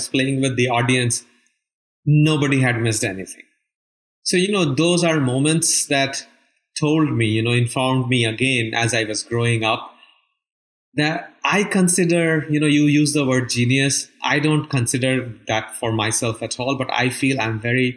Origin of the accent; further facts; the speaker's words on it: India; moved away as an adult; now in United States; I was born and raised in India